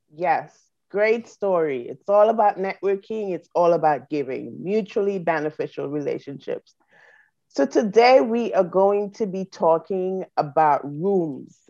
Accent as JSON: {"language": "English", "country": "St. Vincent & Grenadines", "moved": "yes", "lives_now": "United States", "said": "we're from the Caribbean, I'm from St. Vincent"}